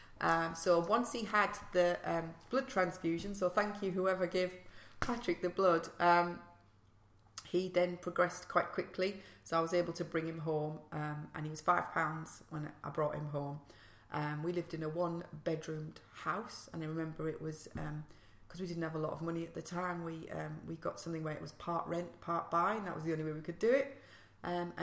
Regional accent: Middlesbrough, North East England, United Kingdom; accent: northeast; moved away as an adult; now in London, United Kingdom; I was born in Middlesbrough and my mum and dad are Italian and had a very strict upbringing

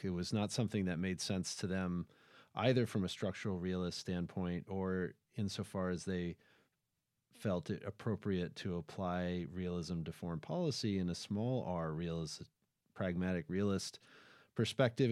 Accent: United States; we, in the United States

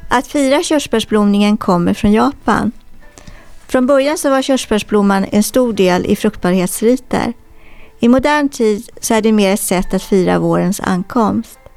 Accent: Poland; Swedish is a second language; now in Sweden; Ehm, jag är från Polen men jag bor i Sverige.

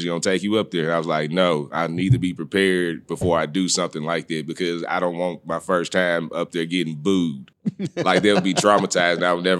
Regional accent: Jackson, Mississippi, United States; I grew up in Jackson, Mississippi.

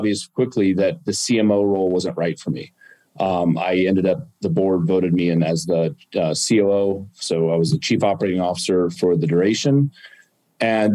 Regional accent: Arizona, United States; also born or lived in California; I grew up in Arizona

